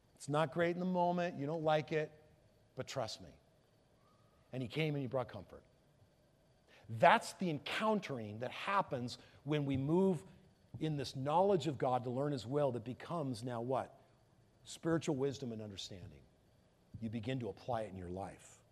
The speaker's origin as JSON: {"language": "English", "town": "Palos Verdes", "region": "California", "country": "United States", "said": "I'm from Palos Verdes. We're close"}